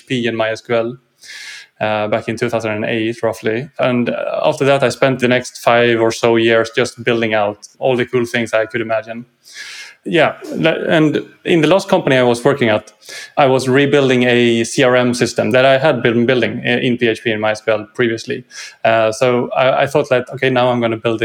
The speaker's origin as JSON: {"language": "English", "country": "Sweden", "said": "from Sweden, living just outside Stockholm on the countryside"}